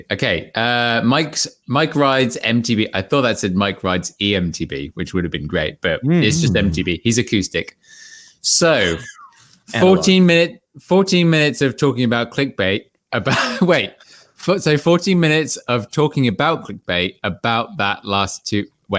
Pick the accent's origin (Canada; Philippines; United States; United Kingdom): United Kingdom; England; Hey, and that's me. I'm the English one. Not Australian.